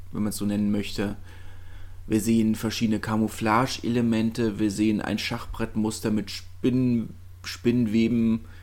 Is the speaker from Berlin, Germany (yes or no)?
yes; Berlin, Germany; für mich als äh, Berliner und Hertaner